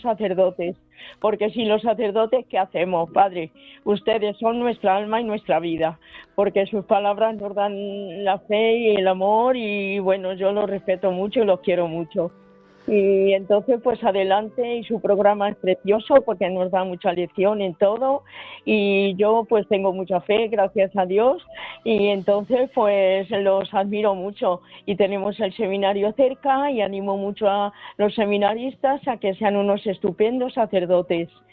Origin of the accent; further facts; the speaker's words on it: Logroño, La Rioja, Spain; now in Cádiz, Spain; yo soy de Logroño